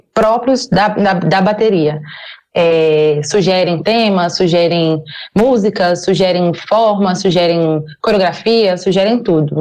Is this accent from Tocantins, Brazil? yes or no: yes; Tocantins, Brazil; moved away as an adult; now in Goiânia, Brazil; eu não sou não sou de Goiás, eu sou do Tocantins